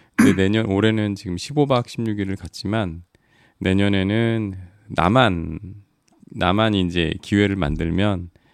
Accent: South Korea; 한국에서 왔다 그랬

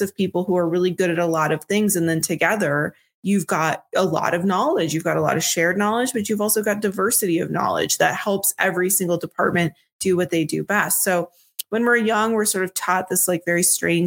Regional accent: Minnesota, United States; I'm from Minnesota

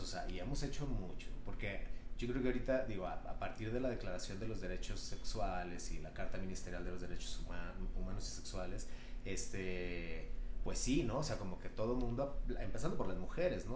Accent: Culiacán, Sinaloa, Mexico; yo soy de Culiacán, Sinaloa

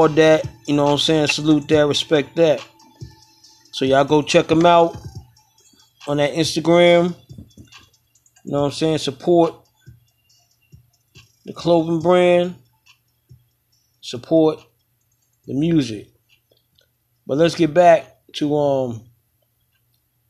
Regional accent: New York City, New York, United States; moved away; I was born in Crown Heights

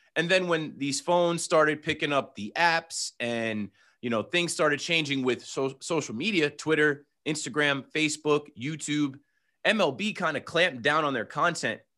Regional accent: New Jersey, United States; I'm from Jersey

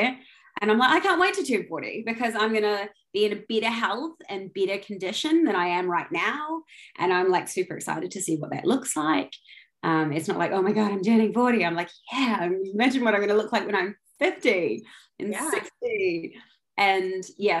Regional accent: New Zealand; moved away as an adult; also born or lived in London; I'm from New Zealand originally, but I've been in London for the last 13 years

